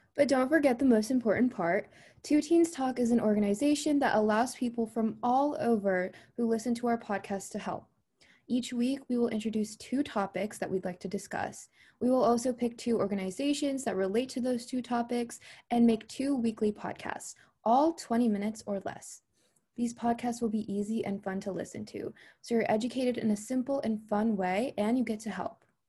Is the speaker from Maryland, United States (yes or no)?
yes; Maryland, United States; I am from Maryland in the U S.